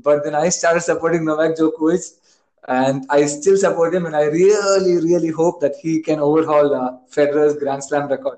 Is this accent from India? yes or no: yes; India; And I got into sports via cricket only, as Vaishak said, as any Indian. But then for me, cricket was much more than just any Indian.